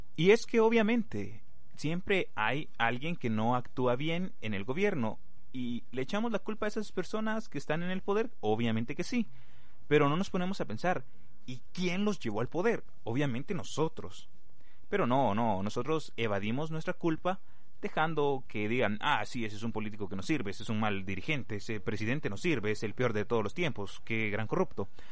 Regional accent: Guatemala; para nosotros como guatemaltecos

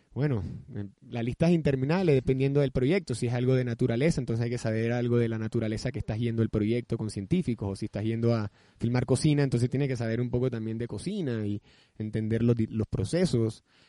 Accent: Barranquilla, Atlántico, Colombia; now in Panama; soy barranquillero, pero mi madre es paisa.

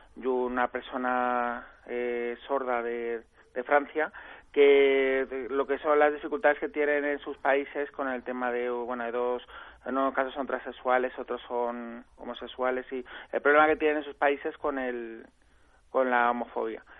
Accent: Madrid, Community of Madrid, Spain; yo que soy de Madrid

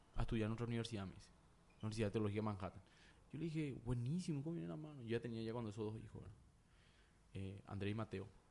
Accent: Paraguay; also born or lived in United States; yo soy paraguayo, nací en Paraguay

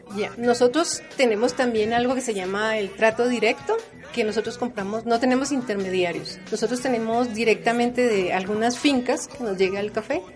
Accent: Bogotá, Colombia; now in Quito, Ecuador; yo vengo de Bogotá

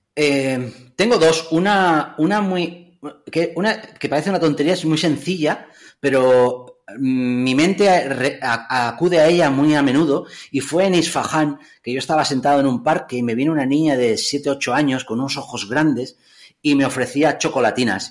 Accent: Figueres, Catalonia, Spain; mi pueblo, Figueras

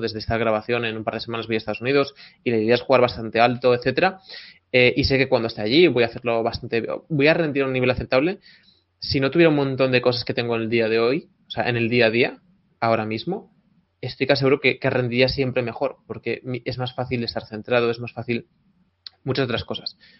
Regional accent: Tui, Galicia, Spain; el restaurante La de Manu en Tui, mi pueblo natal

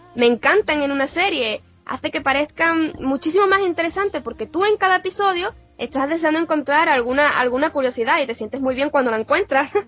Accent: Puerto Real, Andalusia, Spain; yo soy de Puerto Real

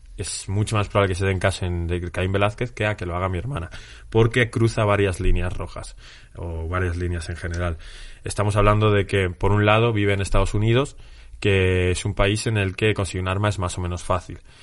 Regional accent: Spain; nosotros como españoles

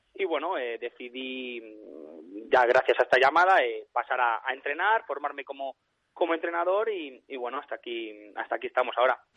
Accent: Valladolid, Castile and León, Spain; moved away as an adult; now in Romania; yo soy de Valladolid

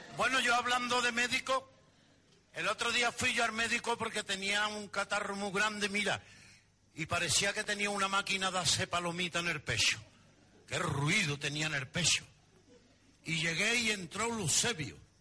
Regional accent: Andalusia, Spain; nosotros somos exagerados, los andaluces somos muy exagerados

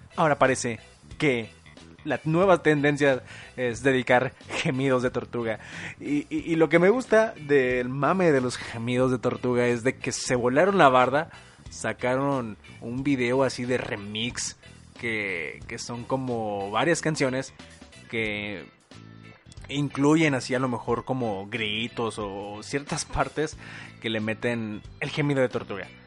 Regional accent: Torreón, Coahuila, Mexico; Torreón, Coahuila, eh, lugar de donde soy originario

